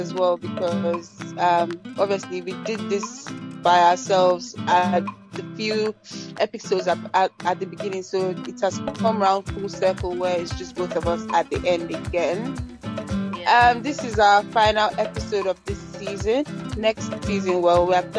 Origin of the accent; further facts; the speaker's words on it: Nigeria; growing up in Nigeria